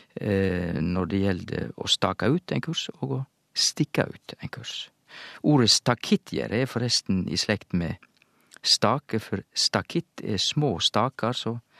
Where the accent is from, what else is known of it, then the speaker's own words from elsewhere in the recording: Sogn, Vestland, Norway; accent: Sogn dialect; i mitt sognamål så heter det badnabodden